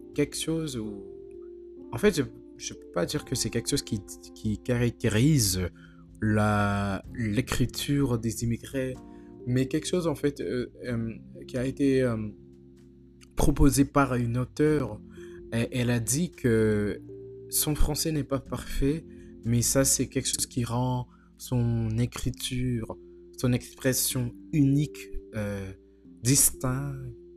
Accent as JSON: {"language": "French", "country": "United States", "said": "je suis américain"}